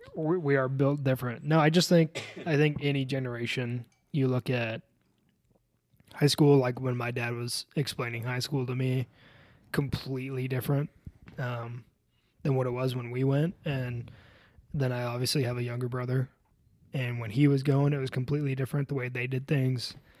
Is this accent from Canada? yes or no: no; Colorado, United States; I'm from Colorado